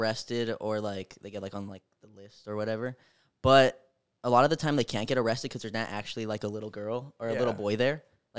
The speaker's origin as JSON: {"language": "English", "town": "Albuquerque", "region": "New Mexico", "country": "United States", "tie": "born or raised there", "moved": "yes", "said": "55-year-old man"}